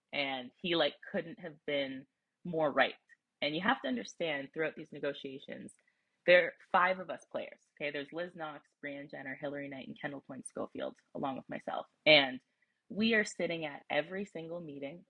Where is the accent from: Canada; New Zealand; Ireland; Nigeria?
Canada; near Toronto, Ontario; also born or lived in Wisconsin; I grew up near Toronto, my family's close